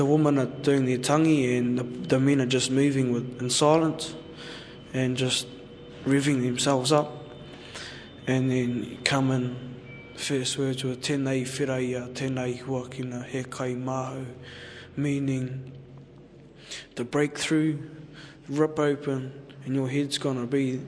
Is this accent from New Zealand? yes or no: yes; Whanganui and Ohakune, Manawatū-Whanganui, New Zealand; I'm from Wanganui and Oahākune. On my dad's side, I'm from Oahākune. On my mum's side, I'm from down the river.